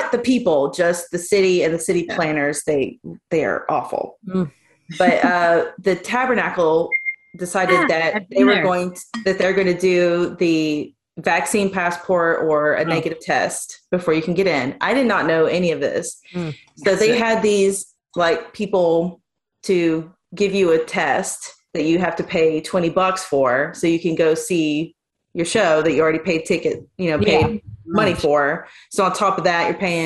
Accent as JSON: {"language": "English", "region": "Tennessee", "country": "United States", "said": "I am from Tennessee"}